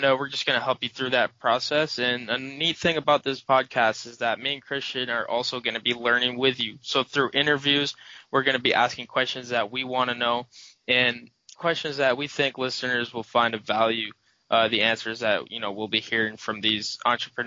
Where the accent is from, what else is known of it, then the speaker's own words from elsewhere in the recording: Binghamton, New York, United States; I grew up in Binghamton all my life